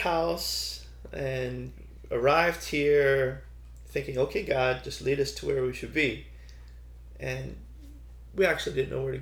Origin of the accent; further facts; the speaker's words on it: Toronto, Ontario, Canada; moved away as an adult; also born or lived in China; now in Thailand; We're from Canada